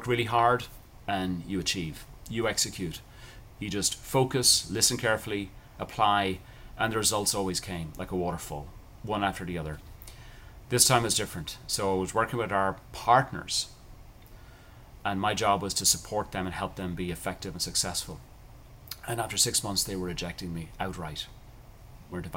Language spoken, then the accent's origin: English; Ireland; I grew up in Ireland, cultural thing, people are very nice to each other